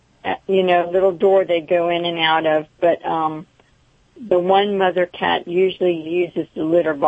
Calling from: Crescent City, Florida, United States; I'm calling from Crescent City, Florida.

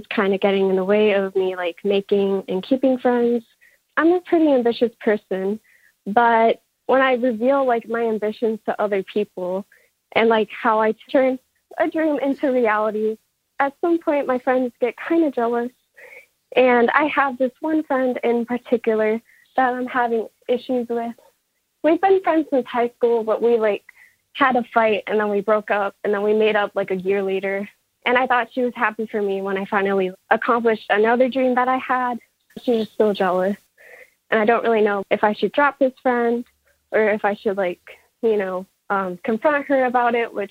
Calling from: Chesapeake, Virginia, United States; I'm from Chesapeake

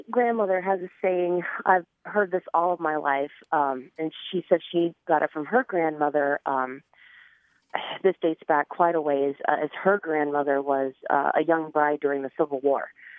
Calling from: Council Bluffs, Iowa, United States; I'm from Council Bluffs, Iowa.

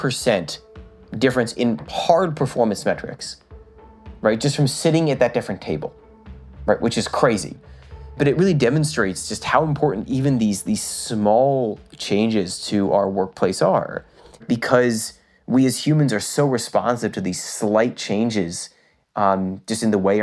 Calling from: Massachusetts, United States; Well, I am calling you from my basement. I live right outside of Boston, like 10 miles from the city.

